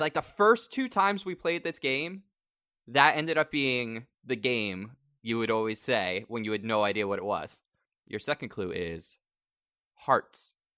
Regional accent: New York, United States; also born or lived in Long Island; now in Los Angeles, United States

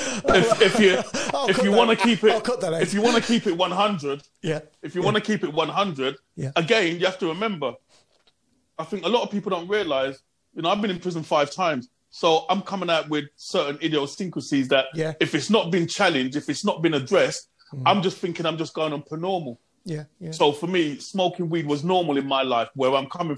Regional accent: London, United Kingdom; moved away as an adult; also born or lived in Birmingham; I'm coming from London

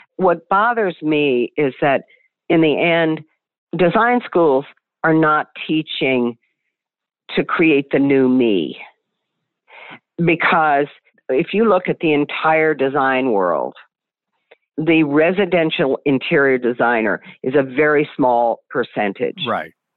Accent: Virginia, United States; moved away; growing up in the South, growing up in Virginia, where people were very, very hospitable

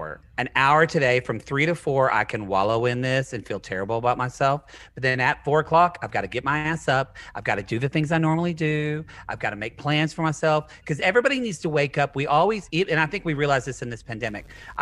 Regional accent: the South, United States; we grew up in the South

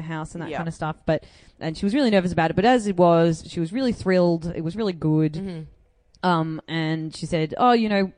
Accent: Australia; I'm from here.

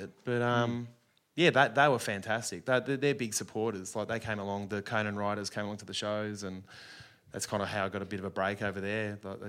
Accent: Australia; an Australian

